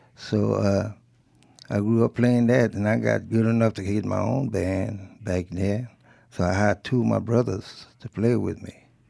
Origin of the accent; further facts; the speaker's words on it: Rayne, Louisiana, United States; first language French; English is a second language; also born or lived in Chicago; now in Mississippi, United States; I grew up as a kid speaking French. When you were in Louisiana, especially around the rain in Lafayette